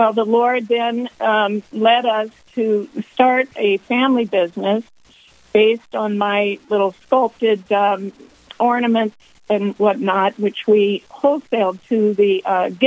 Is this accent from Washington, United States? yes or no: yes; Washington, United States; moved away as an adult; now in North Dakota, United States; I was raised in Washington State